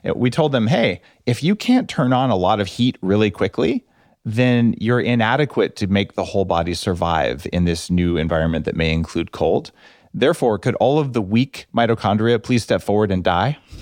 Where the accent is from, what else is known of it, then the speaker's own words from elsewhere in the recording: New Mexico, United States; I grew up in New Mexico